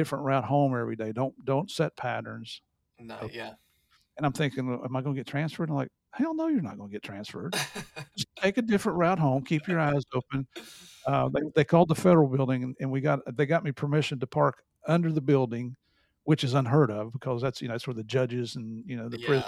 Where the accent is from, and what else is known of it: United States; also born or lived in Bogota, Colombia